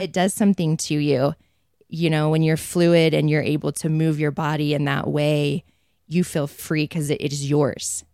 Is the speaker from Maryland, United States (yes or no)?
no; Provo, Utah, United States; I grew up in Provo, not Mormon